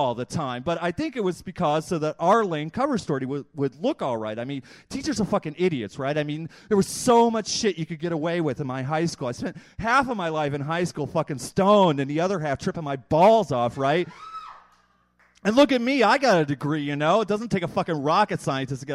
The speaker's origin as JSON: {"language": "English", "town": "Chicago", "region": "Illinois", "country": "United States", "said": "I'm from Chicago"}